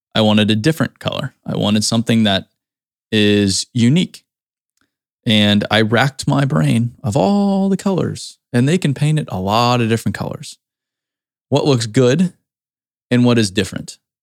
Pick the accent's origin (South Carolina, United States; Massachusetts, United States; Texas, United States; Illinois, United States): Massachusetts, United States; Cape Cod; growing up in the Cape, Cape Cod, we used to go clamming